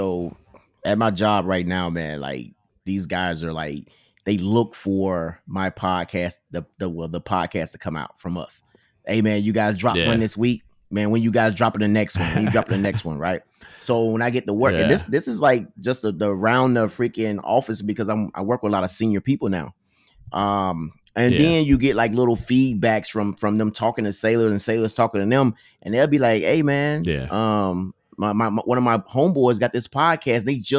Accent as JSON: {"language": "English", "region": "Mississippi", "country": "United States", "said": "because I'm from Mississippi, so I'm not saying the words like, correctly and all this type of stuff."}